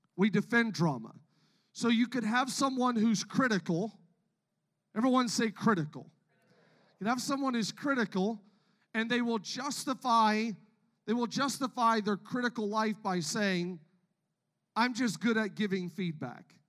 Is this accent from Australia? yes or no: no; Canada; I, am from Canada, born and raised in Canada